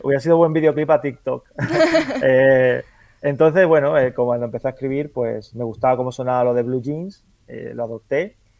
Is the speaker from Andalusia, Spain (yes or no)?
yes; Andalusia, Spain; como soy andaluz